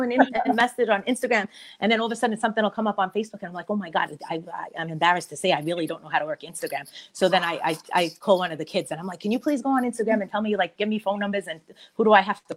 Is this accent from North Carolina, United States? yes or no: no; New York City, New York, United States; I grew up in Bay Terrace